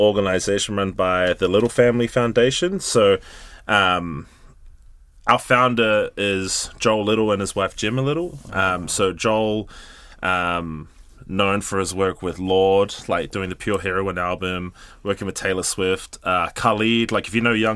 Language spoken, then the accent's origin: English; Gisborne, New Zealand; moved away as an adult; I'm from Gizzy, moved up here in 2010